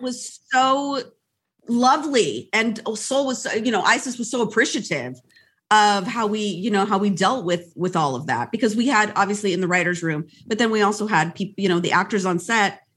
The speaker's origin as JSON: {"language": "English", "country": "United States", "said": "I am Latina, Latina, but I'm American"}